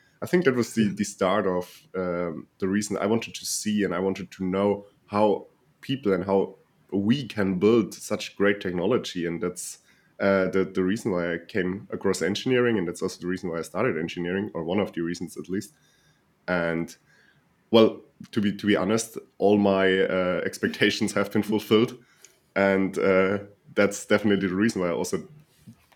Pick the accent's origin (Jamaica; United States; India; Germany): Germany; also born or lived in near Munich; I'm from Germany and living near Munich